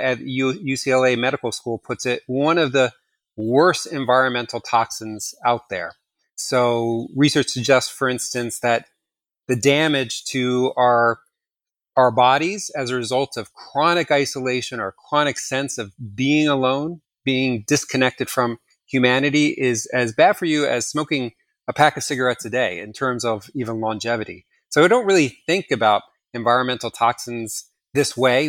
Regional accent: New Jersey, United States; moved away; when I go back to New Jersey, my hometown

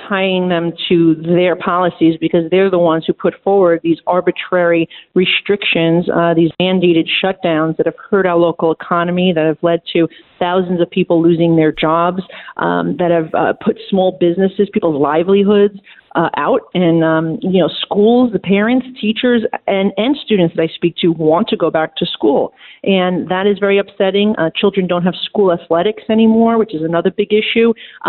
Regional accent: New York City, New York, United States; And as a New Yorker, I can say, look, of course I want my city and state to have money

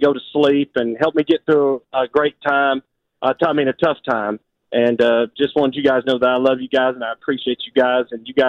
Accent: Pensacola, Florida, United States; moved away; I'm originally from Pensacola, so

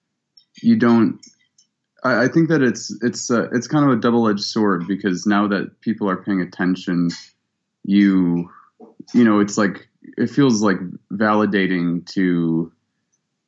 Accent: Cleveland, Ohio, United States; also born or lived in Columbus, Ohio; I was born in Columbus and I grew up in Cleveland

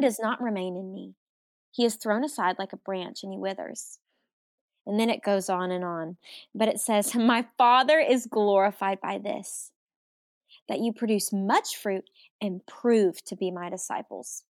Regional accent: Arkansas, United States; I'm from Arkansas

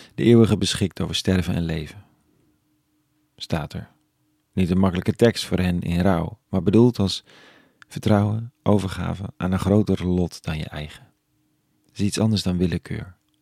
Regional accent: Netherlands; als Nederlanders

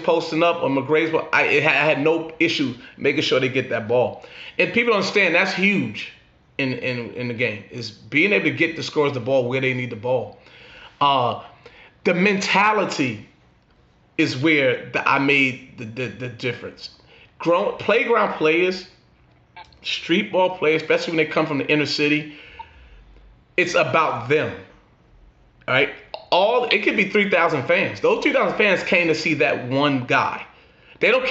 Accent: New York City, New York, United States; we growing up in New York

